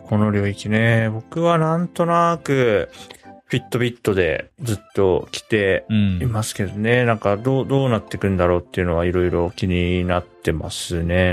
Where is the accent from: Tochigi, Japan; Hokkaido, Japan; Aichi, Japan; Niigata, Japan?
Hokkaido, Japan; moved away; 子供の頃北海道にいたんで